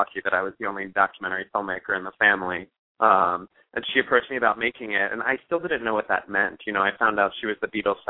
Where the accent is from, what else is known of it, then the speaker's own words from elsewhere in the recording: United States; also born or lived in Liverpool; So I'm American, but I've grown up going back and forth to Liverpool my whole life